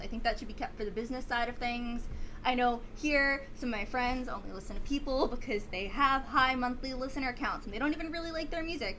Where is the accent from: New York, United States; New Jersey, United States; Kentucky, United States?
New York, United States; New York City; I'm from Staten Island, so I am part of the city